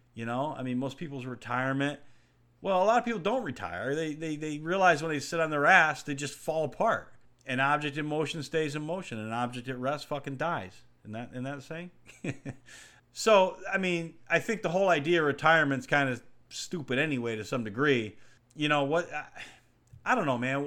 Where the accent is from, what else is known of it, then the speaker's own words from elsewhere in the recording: New York, United States; growing up in New York